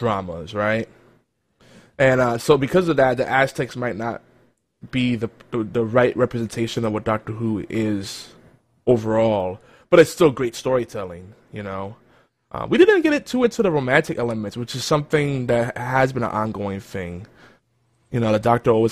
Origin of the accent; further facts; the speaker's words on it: New York City, New York, United States; now in Georgia, United States; I'm originally from New York City